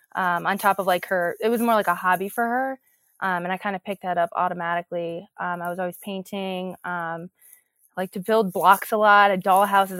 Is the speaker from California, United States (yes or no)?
no; New Jersey, United States; also born or lived in New York City, New York / Rutherford, New Jersey; I was actually born in New York City in Hell's Kitchen, um, but then quickly after I moved to New Jersey, Rutherford